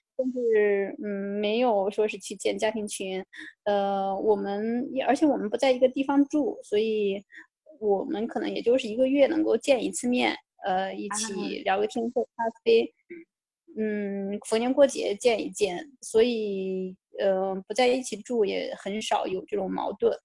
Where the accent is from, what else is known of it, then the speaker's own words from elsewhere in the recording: China; moved away as an adult; now in France; 我作为一个中国人的话